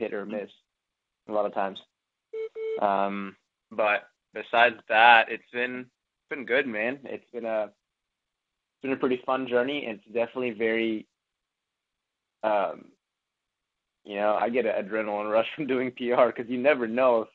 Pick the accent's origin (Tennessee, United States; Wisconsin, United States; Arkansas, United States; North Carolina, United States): Tennessee, United States; Memphis; moved away as an adult; also born or lived in Los Angeles, California / Knoxville, Tennessee; now I'm back to my hometown of Memphis, Tennessee